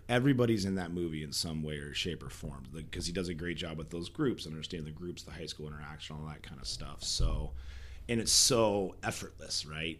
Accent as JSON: {"language": "English", "town": "Fremont", "region": "Nebraska", "country": "United States", "tie": "born or raised there", "also_born_or_lived": "Wayne, Nebraska / Columbus, Nebraska", "moved": "yes", "said": "we moved to Fremont when I was like three and grew up there, graduated, and um, my parents still live there"}